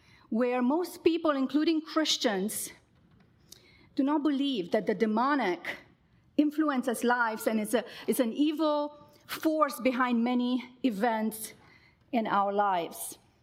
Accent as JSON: {"language": "English", "country": "Romania", "tie": "born or raised there", "moved": "yes", "lives_now": "United States", "said": "I grew up in Romania in the 80s, a very volatile time in our country"}